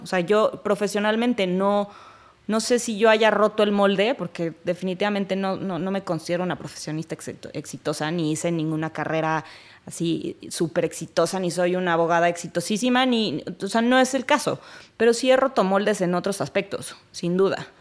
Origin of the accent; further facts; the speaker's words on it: Mexico City, Mexico; Soy de la Ciudad de México, originaria